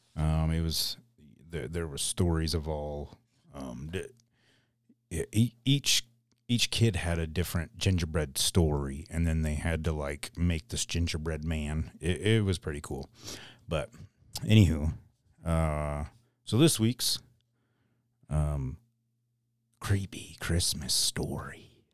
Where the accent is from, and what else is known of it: Mitchell, South Dakota, United States; born or raised there